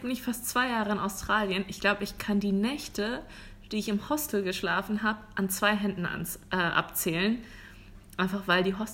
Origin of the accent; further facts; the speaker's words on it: Germany; moved away; bei uns in Deutschland